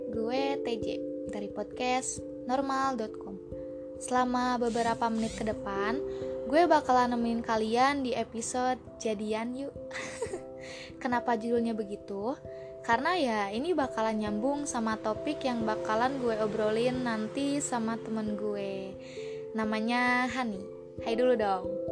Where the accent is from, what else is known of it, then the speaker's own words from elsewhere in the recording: West Java, Indonesia; accent: Sundanese; kita tuh orang Jawa Barat